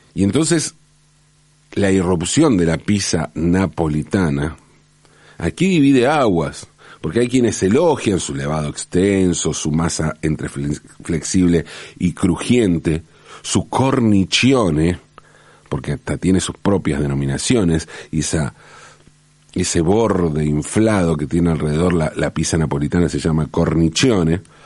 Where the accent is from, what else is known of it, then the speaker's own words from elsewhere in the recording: Buenos Aires, Argentina; also born or lived in Valentín Alsina, Buenos Aires Province; En el 74 nos mudamos de Valentina Alcina, donde nacieron mi mamá y papá, donde nacimos mi hermano y yo. nos mudamos de Valentín Cine a Pompeya, ¿no? A la capital